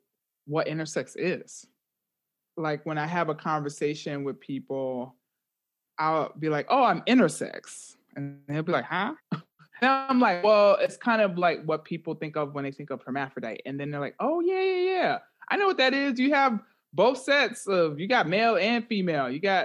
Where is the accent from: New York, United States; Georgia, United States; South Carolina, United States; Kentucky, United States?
New York, United States; Bronx; moved away as an adult; also born or lived in Massachusetts / California / Atlanta; now in Manchester, United Kingdom; I am originally from the Bronx, but moved around the U.S.